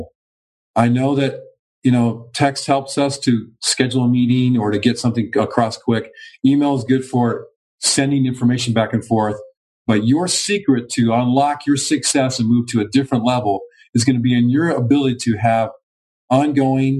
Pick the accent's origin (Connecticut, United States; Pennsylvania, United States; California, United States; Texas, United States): California, United States; Los Angeles; I was growing up in Los Angeles